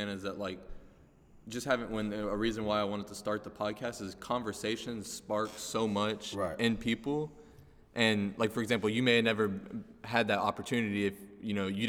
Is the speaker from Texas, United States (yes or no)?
yes; Garland, Texas, United States; we all played sports growing up in Garland.